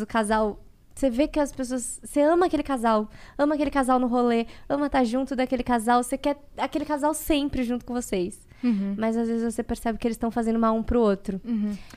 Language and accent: Portuguese; Brazil; eu nasci no Brasil, eu sou brasileira